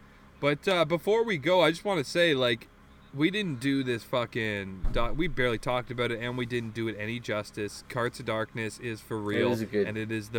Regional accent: Toronto, Ontario, Canada; accent: Newfie drawl; I grew up with a bunch of Newfies, so I think I have a bit of a drawl, but, like, whatever, I'm Canadian. You know, I'm from Toronto

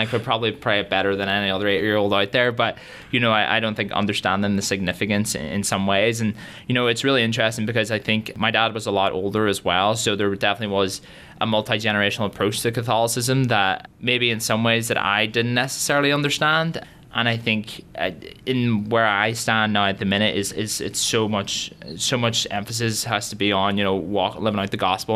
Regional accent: Derry, Northern Ireland, United Kingdom; moved away as an adult; now in Notre Dame, United States; I grew up in Derry, Northern Ireland, so people always sort of get confused about the accent

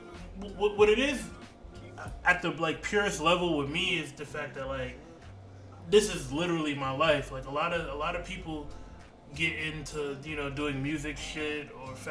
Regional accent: Albany, New York, United States; born or raised there; also born or lived in Long Island, New York

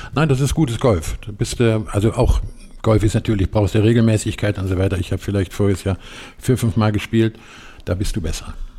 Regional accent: Eifel, Germany; Ich bin in der Eifel groß geworden

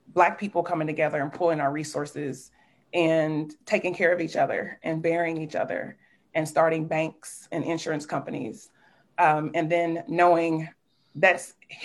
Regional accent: Richmond, Kentucky, United States; now in Louisville, United States; I'm a proud Kentuckian, born and raised in Richmond, Kentucky, and I found Louisville as my home nearly 20-some years ago

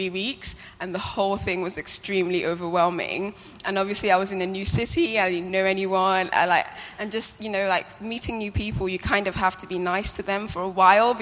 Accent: Liverpool, North West England, United Kingdom; moved away as an adult; now in Basingstoke, United Kingdom; I'd pretty much grown up in Liverpool

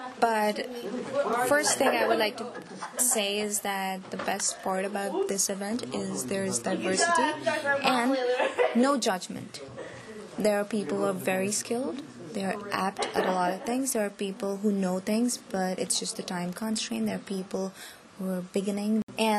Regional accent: Lowell, Massachusetts, United States; Ravina is from Boston, I am from Lowell, and Isabel is from Amherst.

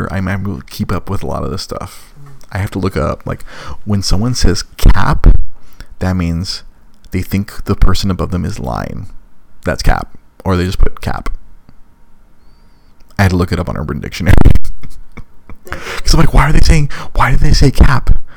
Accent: Los Angeles, California, United States; accent: valley girl; moved away; I'm from Los Angeles

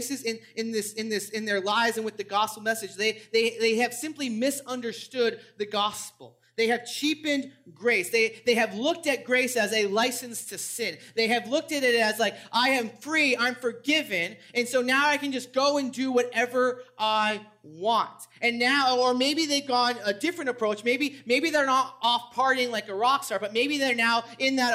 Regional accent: New England, United States; I grew up in New England, so I'm a big Red Sox fan

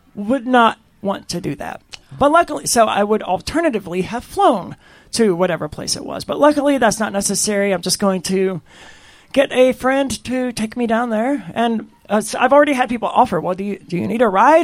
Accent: Mississippi, United States; also born or lived in Keene, New Hampshire; now in New Hampshire, United States; I'm from Mississippi

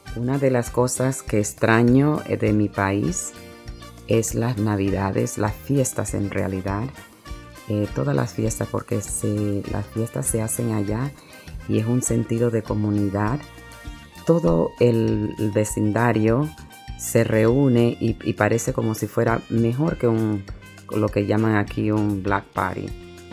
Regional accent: Panama; now in New York, United States; mi país natal es Panamá.

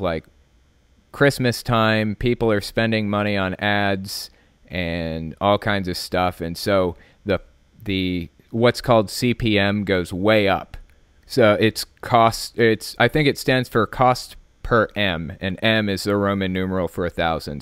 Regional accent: West Virginia, United States; born or raised there; also born or lived in Connecticut

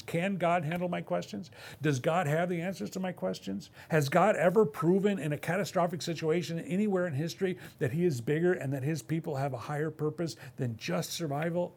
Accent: Midwest, United States; now in West Coast, United States; I come from the Midwest

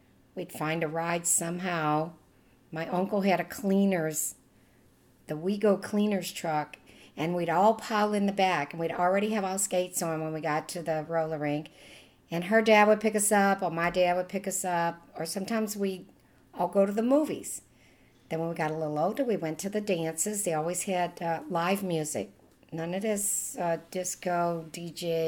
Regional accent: Westwego, Louisiana, United States; accent: Louisiana; moved away as an adult; now in Las Vegas, United States; I'm from Oswego, Louisiana, just across the river from New Orleans. It was very down to earth. We were poor.

